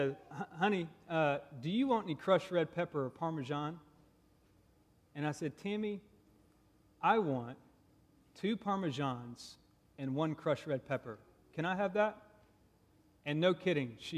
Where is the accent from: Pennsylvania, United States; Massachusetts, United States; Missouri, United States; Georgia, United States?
Georgia, United States; Augusta; also born or lived in Texas; now in Nebraska, United States; I'm actually from Augusta, Georgia, and I married a Nebraskan